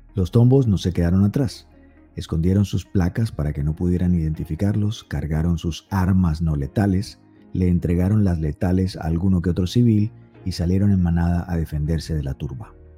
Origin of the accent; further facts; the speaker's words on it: Colombia; yo soy colombiano